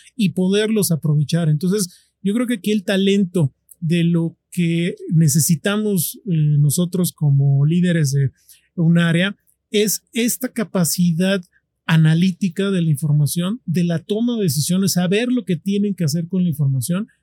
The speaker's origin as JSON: {"language": "Spanish", "country": "Mexico", "said": "nosotros como mexicanos"}